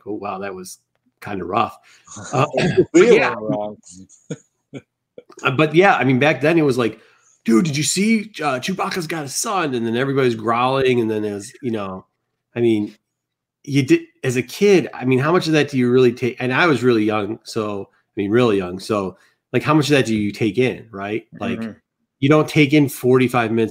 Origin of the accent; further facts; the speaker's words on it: Midwest, United States; I grew up in the Midwest, and I grew up by a big city.